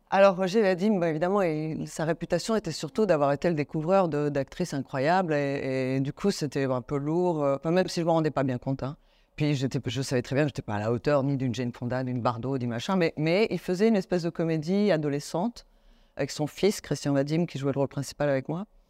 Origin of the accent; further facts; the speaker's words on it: Paris, Île-de-France, France; also born or lived in Rome, Italy; j'ai grandi à Paris, j'ai fini par aimer Paris